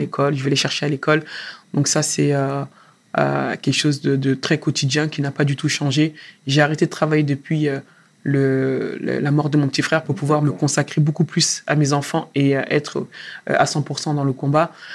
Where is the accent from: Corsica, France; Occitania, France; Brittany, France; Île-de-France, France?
Île-de-France, France; Sarcelles; moved away; j'ai derrière moi 12 ans à Sarcelles. À Sarcelles, dans le quartier où tu as grandi, où j'ai appris énormément de choses, où j'ai grandi moi aussi